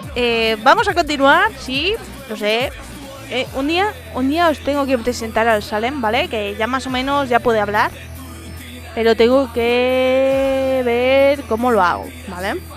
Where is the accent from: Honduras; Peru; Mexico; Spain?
Spain; Madrid, Community of Madrid; en Madrid, los madrileños, mejor dicho, no tenemos acento